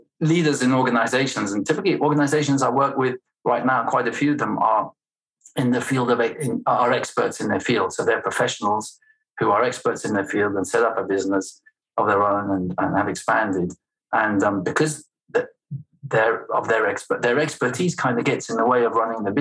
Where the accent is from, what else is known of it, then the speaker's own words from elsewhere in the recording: Belgium; first language French; English is a second language; moved away; also born or lived in United States; I'm Anglo-Swedish, raised in Belgium. So my first language is French.